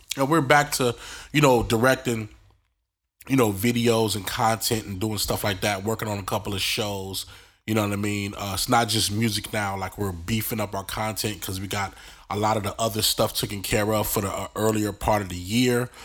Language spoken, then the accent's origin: English; New York City, New York, United States; accent: New York; where I grew up in New York. Um, thirty-nine Linden Street, uh, right off the, uh, J train